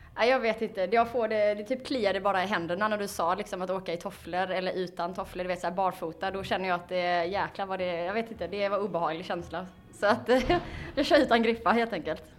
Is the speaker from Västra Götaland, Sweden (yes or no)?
no; Falkenberg, Halland County, Sweden; Vi kommer från eh, Falkenberg.